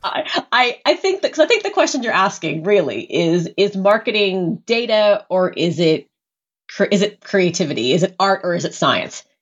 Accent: United States; an American who grew up with all

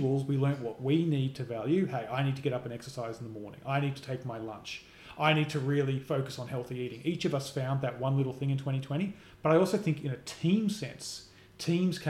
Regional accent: Australia; also born or lived in United States; as an Australian, but as someone who's lived in America

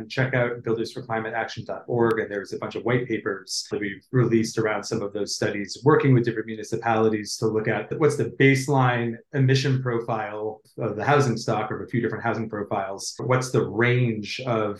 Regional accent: United States; I'm an American

